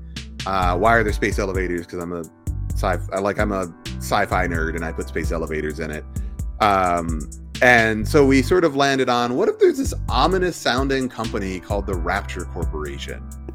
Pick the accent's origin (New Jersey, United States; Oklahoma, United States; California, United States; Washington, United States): Oklahoma, United States; moved away as an adult; now in Los Angeles, United States; I grew up in Oklahoma, which is part of the Bible Belt